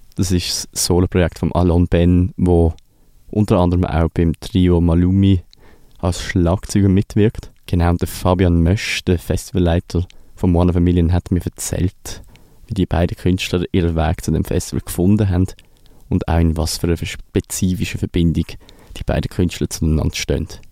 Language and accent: German; Basel, Basel-Stadt, Switzerland; mich äh, ganz persönlich als Basler